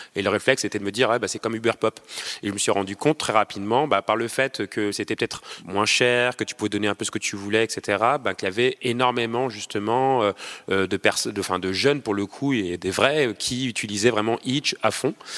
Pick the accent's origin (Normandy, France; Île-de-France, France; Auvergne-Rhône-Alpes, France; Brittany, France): Auvergne-Rhône-Alpes, France; Lyon; moved away as an adult; also born or lived in Paris; moi, à la base, je viens de Lyon, je vais m'installer sur Paris